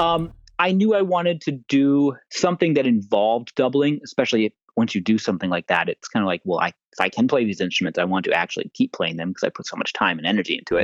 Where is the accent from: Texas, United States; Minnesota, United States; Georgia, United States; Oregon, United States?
Georgia, United States; Atlanta; I was growing up in Atlanta at the time.